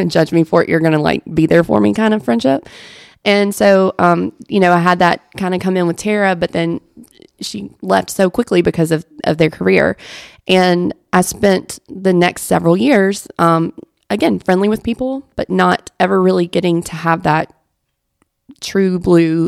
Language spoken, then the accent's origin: English; Mississippi, United States; moved away as an adult; I grew up in Mississippi. I didn't grow up here.